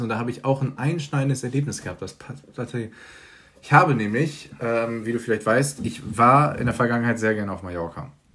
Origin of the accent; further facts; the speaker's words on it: Germany; wir sind Deutsch